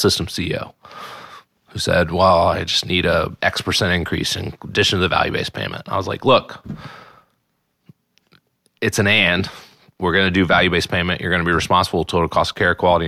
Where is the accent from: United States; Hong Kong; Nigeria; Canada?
United States; Texas; now in North Carolina, United States; I grew up in Texas